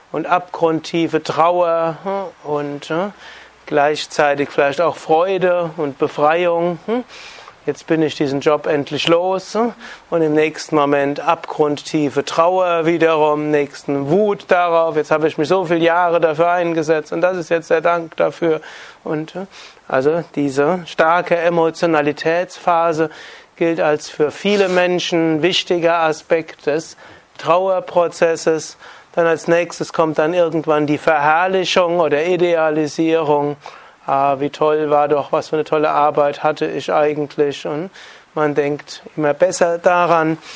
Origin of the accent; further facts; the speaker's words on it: North Rhine-Westphalia, Germany; da, wo ich herkomme, jetzt in Nordrhein-Westfalen, Ruhrgebiet 20 Prozent Arbeitslosigkeit in großen Teilen